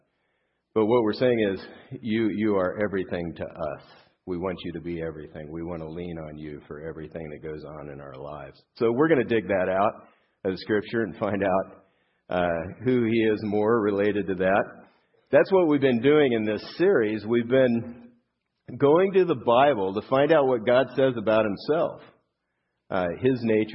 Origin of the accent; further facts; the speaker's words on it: Southern California, United States; I grew up here in Southern California